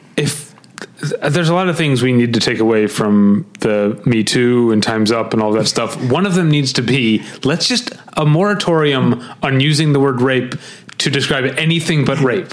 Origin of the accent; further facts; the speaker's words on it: Missouri, United States; We went to high school on different sides of Missouri, different sides of the state